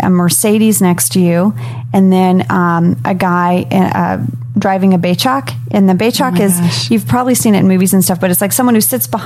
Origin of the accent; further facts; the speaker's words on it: Jakarta, Indonesia; also born or lived in Lafayette, Louisiana, United States; yes, I was born in Louisiana mm-hmm. in Lafayette, Lafayette, Louisiana. Lafayette, Louisiana. Um, and then right around my second birthday, we moved to Jakarta, Indonesia.